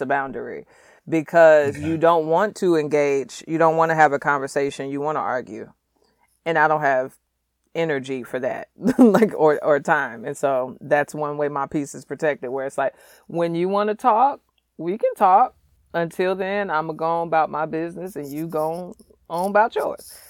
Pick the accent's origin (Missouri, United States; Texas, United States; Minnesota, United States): Missouri, United States; St. Louis; I was raised in St. Louis, single mother